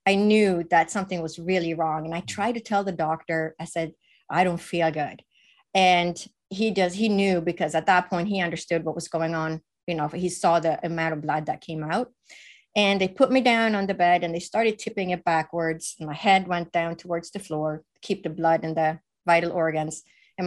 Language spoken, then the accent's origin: English; Sweden; moved away; I was raised in Sweden, which is the northern part of Europe